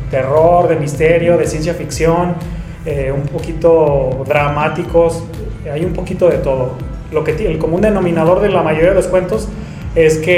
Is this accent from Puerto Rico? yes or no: no; León, Guanajuato, Mexico; born there; also born or lived in Puebla; una vez que regreso de, Puebla hacia León, porque yo nací en León, Guanajuato, empecé a estudiar la carrera de lengua y literatura.